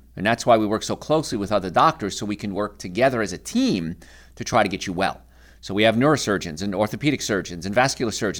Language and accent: English; Hoboken, New Jersey, United States; I grew up in Hoboken, New Jersey, in apartments